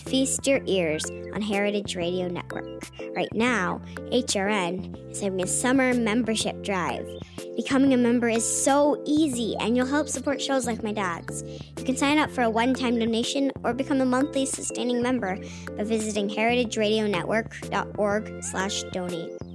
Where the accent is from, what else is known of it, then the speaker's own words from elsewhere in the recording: Napa, California, United States; now in New York, United States; I'm from Napa. I grew up in, in wine country